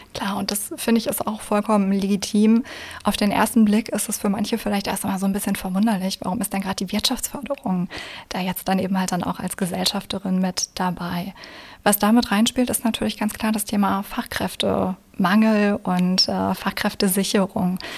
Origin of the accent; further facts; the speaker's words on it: Essen, North Rhine-Westphalia, Germany; moved away as an adult; also born or lived in Spain / Passau; gebürtige Essenerin und sogar aus dem Essener Norden.